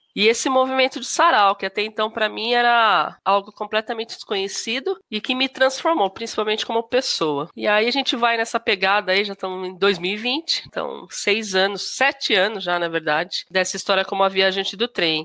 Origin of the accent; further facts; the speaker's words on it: Suzano, São Paulo, Brazil; moro aqui em Suzano há mais de 40 anos, então praticamente é a minha cidade natal